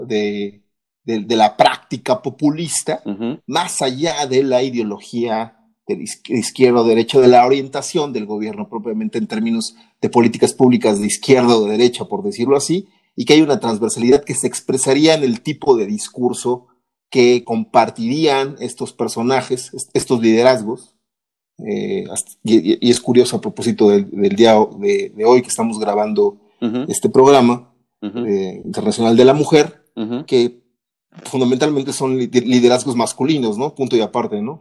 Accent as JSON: {"language": "Spanish", "country": "Mexico", "said": "lo que mi país se refiere, en México"}